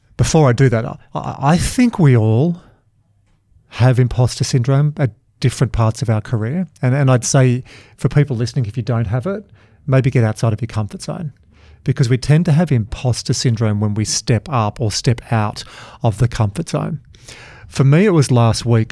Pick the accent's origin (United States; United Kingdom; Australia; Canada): Australia; Dubbo and Glen Innes and Yass and Wagga, New South Wales; I'm from Dubbo and Glen Innes and Yass and Wagga